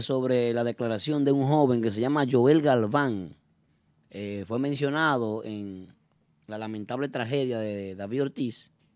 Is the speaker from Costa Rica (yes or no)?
no; Dominican Republic; nosotros como dominicanos